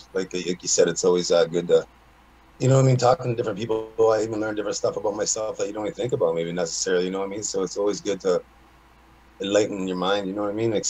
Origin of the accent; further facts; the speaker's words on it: Hamilton, Ontario, Canada; Oh, I grew up, I've been born and raised in Hamilton. Fair. East End, around the same wall my whole life. I grew up in front of this on Fraser Street. We lived in two houses in front of the mall.